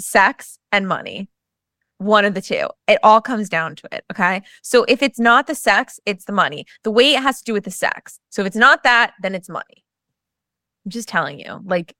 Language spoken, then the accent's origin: English; New Jersey suburbs, United States; I grew up in the Jersey suburbs, much like many suburbs across this country.